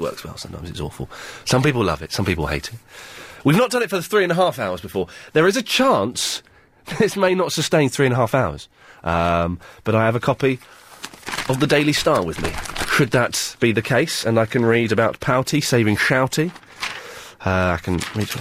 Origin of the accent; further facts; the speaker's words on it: Slough, South East England, United Kingdom; I grew up in Slough